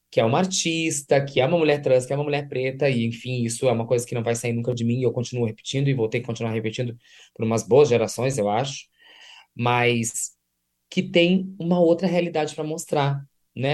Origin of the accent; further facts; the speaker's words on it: Santo Ângelo, Rio Grande do Sul, Brazil; Eu sou do interior do estado do Rio Grande do Sul, sou de Santo Ângelo